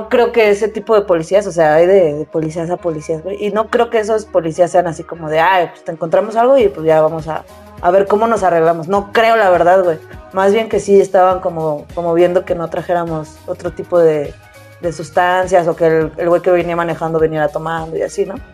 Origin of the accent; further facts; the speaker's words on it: Mexico City, Mexico; Y le dije, no, de la Ciudad de México.